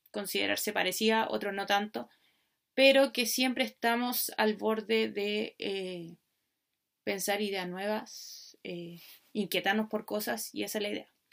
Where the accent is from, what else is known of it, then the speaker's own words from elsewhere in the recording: Chile; soy chilena, por lo tanto la mayoría de las reflexiones van a partir de donde vivo, de donde estoy, de donde soy.